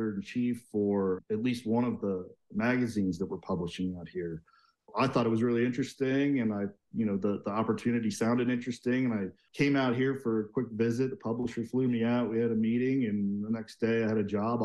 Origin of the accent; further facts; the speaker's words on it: Seattle, Washington, United States; moved away as an adult; also born or lived in Asia; now in Park City, United States; I grew up in Seattle, went to University of Washington